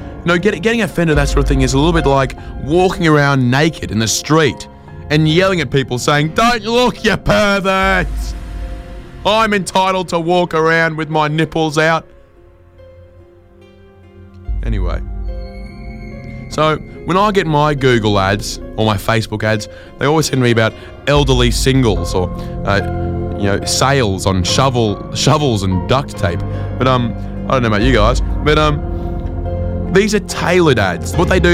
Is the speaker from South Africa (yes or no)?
no; Adelaide, South Australia, Australia; I mean, I just had that gut feeling because I'm from Adelaide.